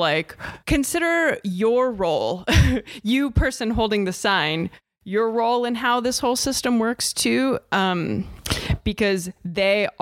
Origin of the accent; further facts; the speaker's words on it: Ohio, United States; I'm from Ohio